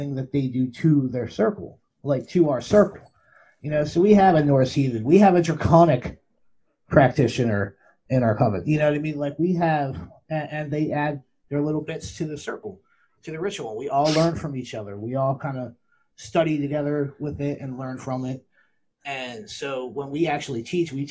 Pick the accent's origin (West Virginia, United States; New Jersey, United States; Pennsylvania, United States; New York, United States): Pennsylvania, United States; Philadelphia; I'm from the Philly area